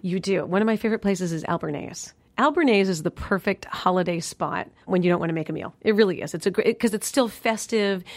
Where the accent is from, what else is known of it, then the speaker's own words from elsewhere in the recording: New York, United States; moved away; my tradition in New York, growing up in New York